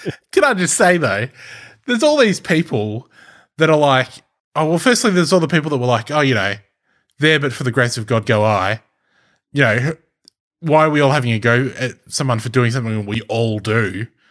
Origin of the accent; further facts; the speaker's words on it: Australia; accent: Australian; an Australian accent 'cause I am Australian